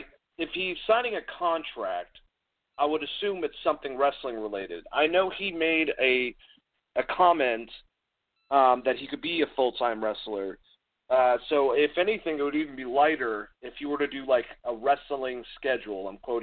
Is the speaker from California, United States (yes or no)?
no; Boston, Massachusetts, United States; I'm actually from here. Like, I'm from Boston.